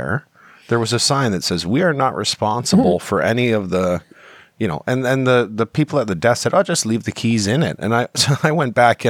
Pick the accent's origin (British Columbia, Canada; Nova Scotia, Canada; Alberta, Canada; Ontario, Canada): Ontario, Canada; Sault Ste. Marie; I mean, I came from the Sioux, which is a border town.